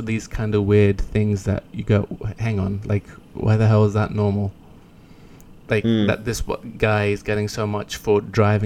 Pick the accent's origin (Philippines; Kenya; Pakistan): Kenya; I'm from Kenya.